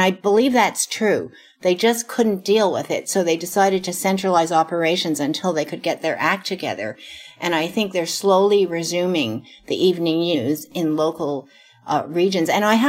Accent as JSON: {"language": "English", "town": "Montreal", "region": "Quebec", "country": "Canada", "tie": "born there", "said": "I try to get away with saying, well, I was born in Montreal, and then I hope they don't ask a follow-up"}